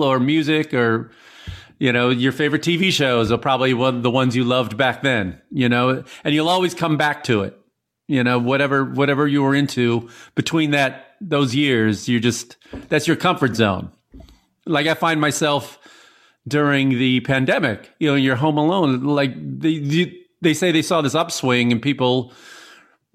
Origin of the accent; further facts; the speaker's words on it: Illinois, United States; growing up in Illinois